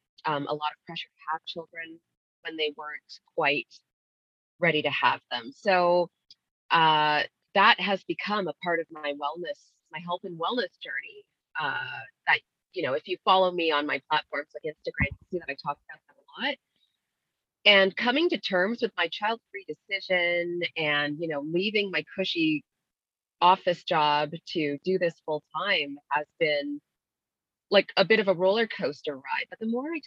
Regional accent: Ottawa, Ontario, Canada; also born or lived in London, England; They raised me in a really lovely part of the suburbs here in Ottawa, Canada

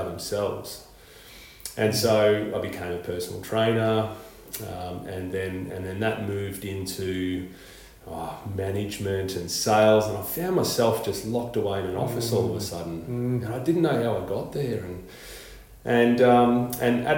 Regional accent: Melbourne, Victoria, Australia; now in Queensland, Australia; I grew up in suburbia in Victoria, in Melbourne

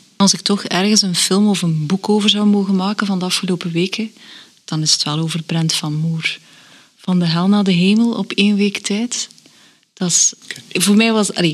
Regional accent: Belgium; we als Belgen

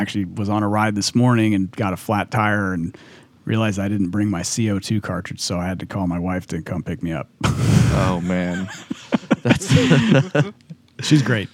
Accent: California, United States; I grew up in California

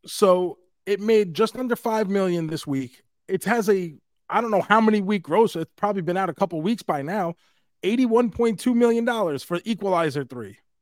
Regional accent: New York City, New York, United States; we're from New York City

